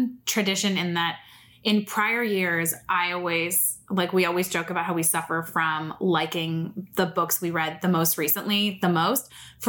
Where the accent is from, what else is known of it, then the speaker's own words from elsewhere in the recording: Santa Barbara, California, United States; now in Los Angeles, United States; I'm a development executive in a small production company here in Los Angeles. I grew up in Santa Barbara, so I've been a Southern Californian girl my whole life.